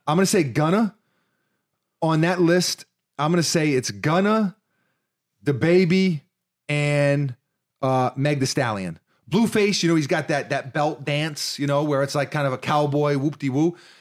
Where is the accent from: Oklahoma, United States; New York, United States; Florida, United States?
New York, United States; New York City; we're from New York City